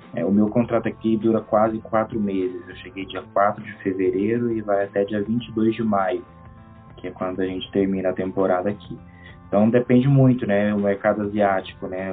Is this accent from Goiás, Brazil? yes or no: yes; Caldas Novas, Goiás, Brazil; moved away as an adult; now in Kosovo; eu sou natural de Goiás